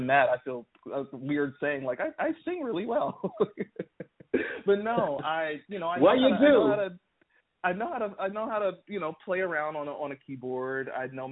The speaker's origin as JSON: {"language": "English", "town": "Columbus", "region": "Ohio", "country": "United States", "tie": "born or raised there", "moved": "as an adult", "lives_now": "Nashville, United States", "said": "I grew up in Columbus, Ohio."}